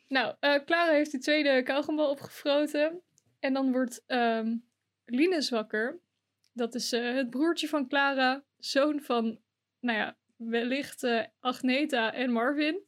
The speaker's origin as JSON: {"language": "Dutch", "region": "Drenthe", "country": "Netherlands", "said": "dat ik uit Rente kom"}